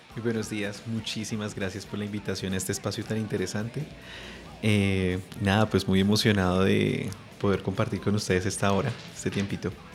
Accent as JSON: {"language": "Spanish", "region": "Bogotá", "country": "Colombia", "tie": "born or raised there", "said": "nací aquí en Bogotá"}